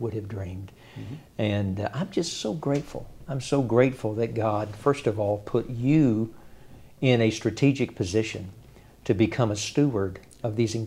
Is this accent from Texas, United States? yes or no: yes; Iowa Park, Texas, United States; I was born in West Texas, grew up in a small community of Iowa Park, Texas, near Wichita Falls.